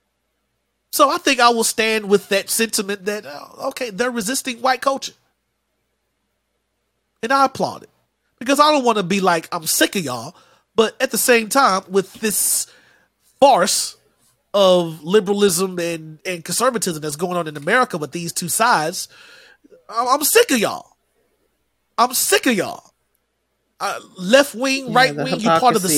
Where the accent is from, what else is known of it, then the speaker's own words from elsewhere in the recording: Shelby, North Carolina, United States; from Shelby, North Carolina